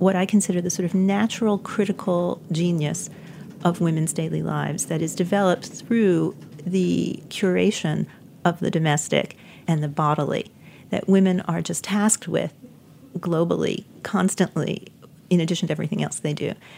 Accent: New York City, New York, United States; moved away as an adult; New York City, which is my hometown, and I was raised here

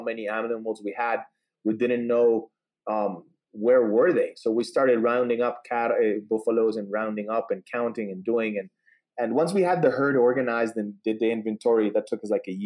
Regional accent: Colombia; I'm an agricultural engineer born and raised in Colombia

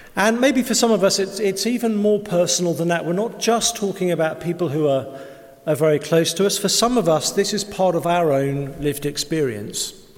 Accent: England, United Kingdom; we're English

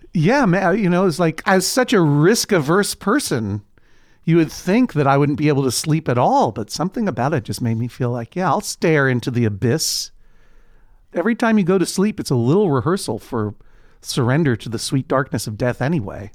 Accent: New England, United States; moved away; I grew up in New England, which, of course, is a region in the northeastern United States

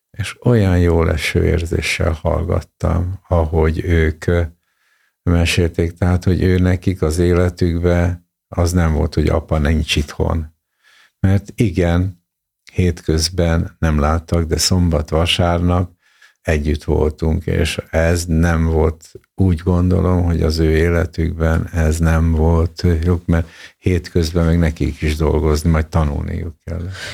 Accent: Hungary; born or raised there; also born or lived in Soviet Union / Japan / England

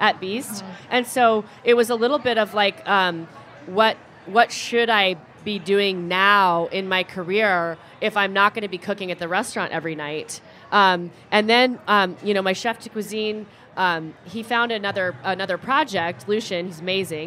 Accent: Corvallis, Oregon, United States; now in Portland, United States; I was born in Corvallis, which is an hour and a half south of here

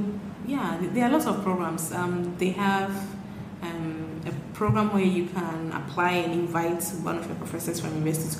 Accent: Ghana; And for the first time in my life, I came to appreciate myself as a Ghanaian.

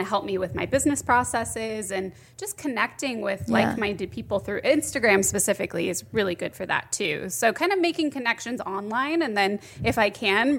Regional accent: Phoenix, Arizona, United States; born or raised there; moved away as an adult; also born or lived in Los Angeles

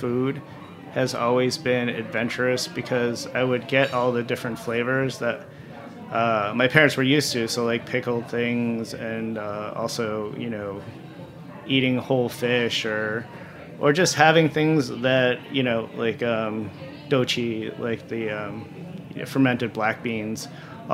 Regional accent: Longmeadow, Massachusetts, United States; also born or lived in Springfield, Massachusetts; I grew up in the Springfield, Massachusetts area, and then when I was in fifth grade, I moved over into a bordering town, Longmeadow.

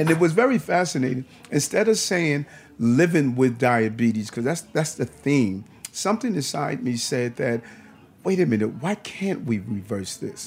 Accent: New York City, New York, United States; also born or lived in Brooklyn; I grew up in Queens for a period of time. My mother's still there.

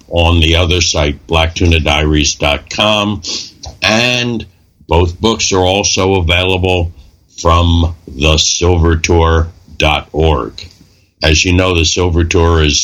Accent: Philadelphia, Pennsylvania, United States; My partner, Robbie, and I, the guy I grew up with on South Street in Philadelphia

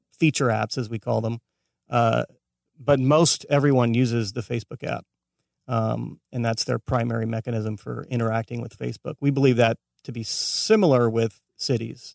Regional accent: Escondido, California, United States; moved away as an adult; now in Los Angeles, United States; born and raised in San Diego

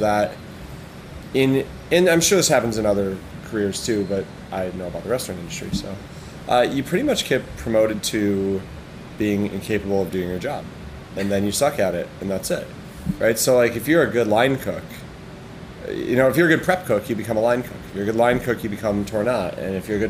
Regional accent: Syracuse, New York, United States; moved away; also born or lived in Wisconsin / Ironwood, Michigan / Marquette, Michigan / Chicago; Grew up in upstate New York

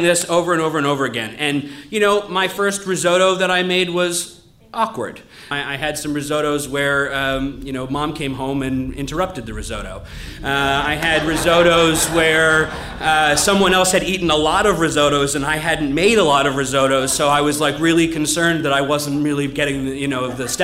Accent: New England, United States; growing up in America

